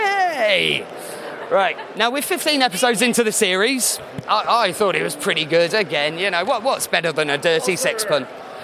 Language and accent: English; United Kingdom; You know, being very British, it's a play on portmanteau